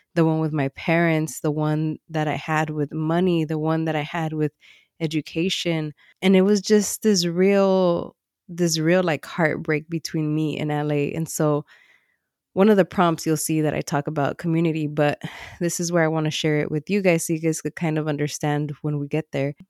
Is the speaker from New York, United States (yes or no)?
no; Los Angeles, California, United States; I grew up in Watts